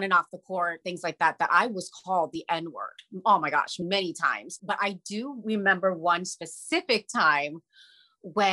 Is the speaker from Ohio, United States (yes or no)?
yes; Ohio, United States; moved away as an adult; also born or lived in India / Boston; now in Los Angeles, United States; I grew up in Ohio in a very small town